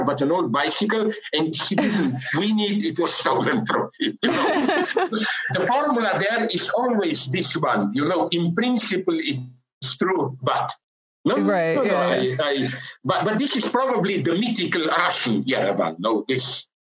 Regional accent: Slovenia; my country, Slovenia

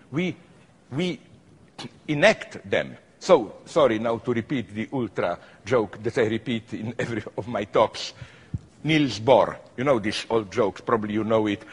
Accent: Slovenia; I am from Slovenia, which is a small city republic

